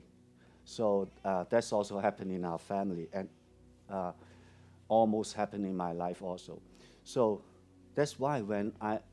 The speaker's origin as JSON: {"language": "English", "country": "Hong Kong", "tie": "born or raised there", "second_language": "English", "said": "I'm a local Hong Konger or a Hong Kong kid. I was born in a very poor family"}